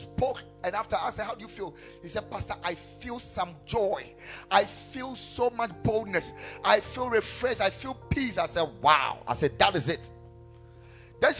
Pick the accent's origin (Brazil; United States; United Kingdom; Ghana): Ghana